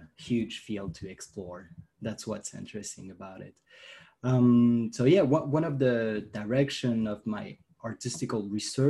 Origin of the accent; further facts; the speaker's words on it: France; I'm from France.